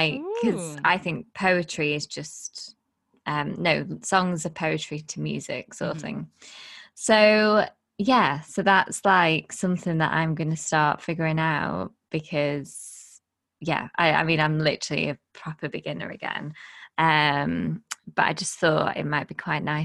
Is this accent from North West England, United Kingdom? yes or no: yes; Blackpool, North West England, United Kingdom; I'm from Blackpool